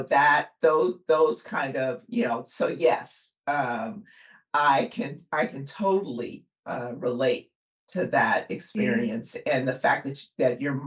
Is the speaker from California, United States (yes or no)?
yes; Compton, California, United States; I grew up in Compton